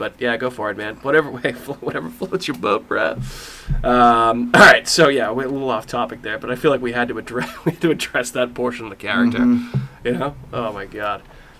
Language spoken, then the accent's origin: English; Ireland; I mean, I'm Irish.